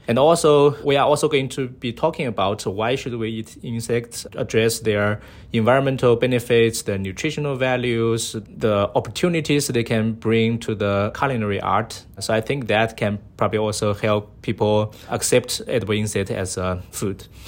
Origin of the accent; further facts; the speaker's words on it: Sichuan, China; now in San Diego, United States; I was from China, so my hometown is, uh, Sichuan Province, uh, in the southwest of, uh, China